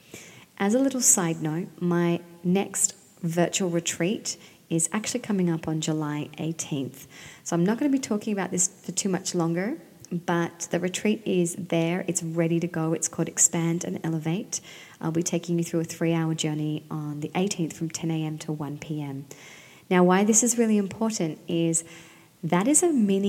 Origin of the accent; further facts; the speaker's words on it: Sydney, New South Wales, Australia; now in Central Coast, Australia; I was born and bred by the sea in Sydney, and I now live on the central coast of New South Wales